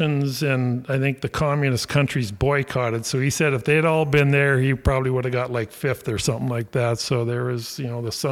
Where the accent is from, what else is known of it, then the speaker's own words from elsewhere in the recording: Alaska, United States; we're from Alaska